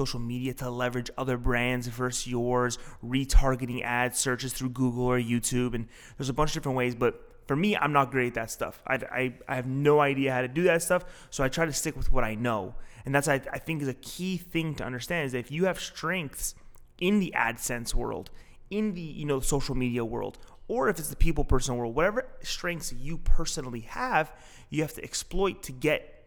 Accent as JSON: {"language": "English", "town": "Toronto", "region": "Ontario", "country": "Canada", "tie": "born or raised there", "said": "So I live about and grew up, my parents, their house is about 10 minutes from here"}